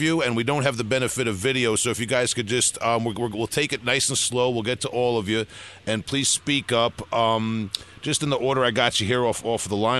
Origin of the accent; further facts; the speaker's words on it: New York, United States; I'm from New York, obviously.